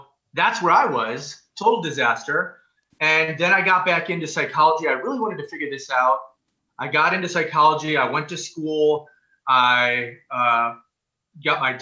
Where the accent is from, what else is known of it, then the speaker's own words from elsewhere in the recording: Wisconsin, United States; I grew up in Wisconsin